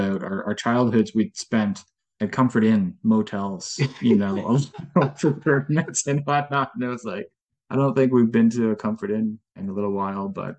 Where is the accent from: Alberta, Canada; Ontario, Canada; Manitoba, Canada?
Ontario, Canada; Durham Region; also born or lived in Netherlands / Guelph, Canada; I was in Durham region. I was in Whippy and Oshawa